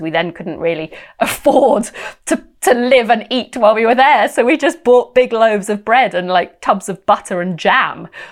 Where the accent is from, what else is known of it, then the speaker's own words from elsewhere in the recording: United Kingdom; also born or lived in West London; it was exciting being British and in London